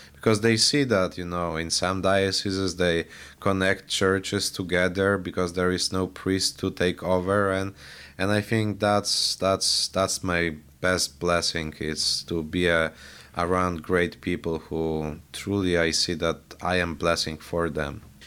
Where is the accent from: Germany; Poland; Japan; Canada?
Poland; now in Highland, United States; I was born and raised in Poland